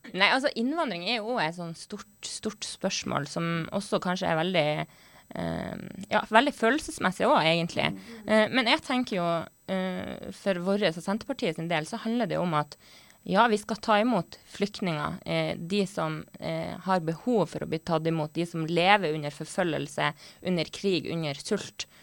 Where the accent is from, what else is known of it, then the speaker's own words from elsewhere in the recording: Northern Norway, Norway; jeg er fra Nord-Norge